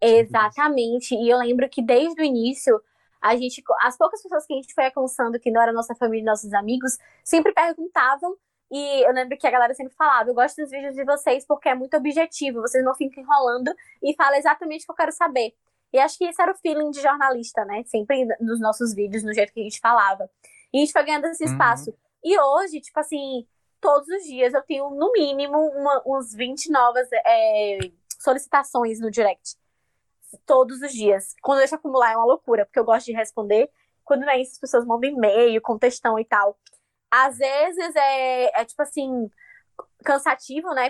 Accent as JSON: {"language": "Portuguese", "region": "Bahia", "country": "Brazil", "moved": "as an adult", "said": "eu sou baiana mesmo, eu uso um monte de expressão, não só da Bahia, mas da minha família"}